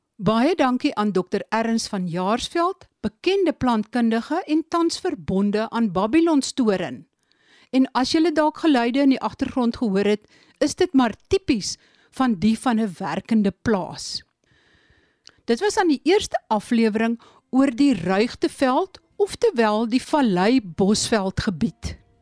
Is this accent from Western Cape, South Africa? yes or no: no; Eastern Cape thicket region, South Africa; die streek waar ek vandaan kom.